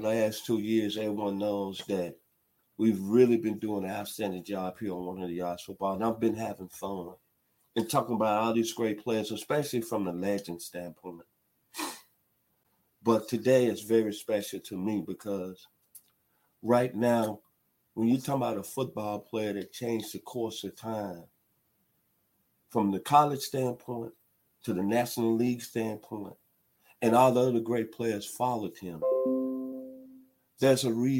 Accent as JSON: {"language": "English", "town": "Memphis", "region": "Tennessee", "country": "United States", "tie": "born or raised there", "said": "I was a little baby growing up in Memphis, Tennessee from the 901."}